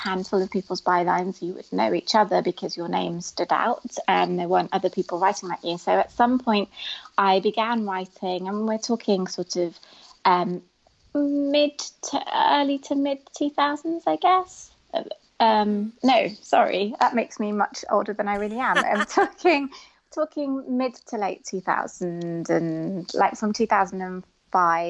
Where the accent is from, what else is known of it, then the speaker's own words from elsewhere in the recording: United Kingdom; a British Muslim female Asian young woman